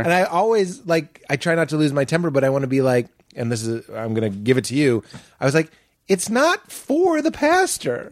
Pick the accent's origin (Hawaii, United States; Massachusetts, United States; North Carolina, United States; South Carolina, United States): Massachusetts, United States; Boston; moved away; I'm from Boston, it's such a sports place